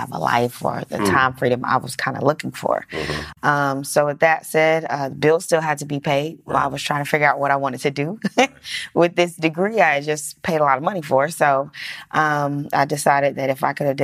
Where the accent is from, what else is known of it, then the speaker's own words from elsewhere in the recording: Georgia, United States; also born or lived in Central Michigan University; Born and raised in Georgia